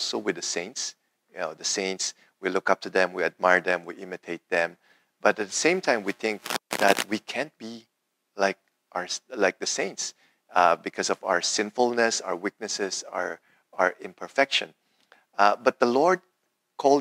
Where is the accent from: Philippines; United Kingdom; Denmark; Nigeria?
Philippines; When I was growing up in the Philippines